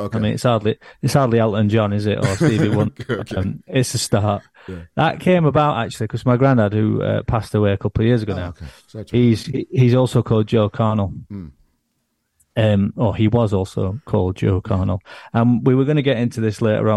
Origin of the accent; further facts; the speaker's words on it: Sheffield, Yorkshire and the Humber, United Kingdom; I grew up in Chapel Town